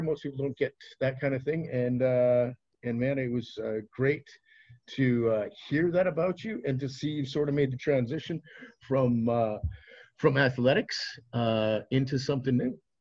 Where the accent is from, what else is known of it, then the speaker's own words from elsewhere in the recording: Regina, Saskatchewan, Canada; moved away; back home in Regina, Saskatchewan